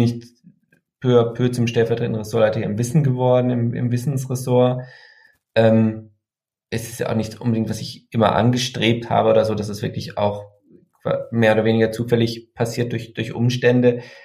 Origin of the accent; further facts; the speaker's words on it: Freiburg area, Baden-Württemberg, Germany; in einer Gegend, die ich ja kannte, weil ich da aufgewachsen bin im Freiburger Umland, die eher konservativ ist